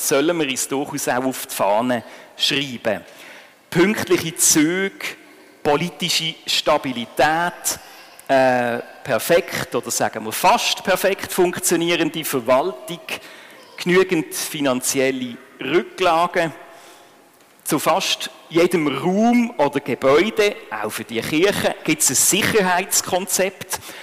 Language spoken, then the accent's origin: German; Switzerland; bei uns in der Schweiz